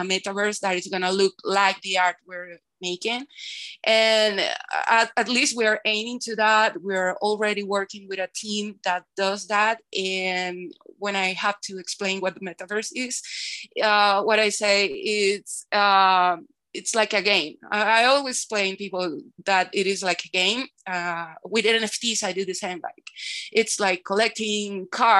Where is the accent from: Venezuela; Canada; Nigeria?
Venezuela; Caracas, Capital District; I'm from Venezuela. I'm from Caracas, Venezuela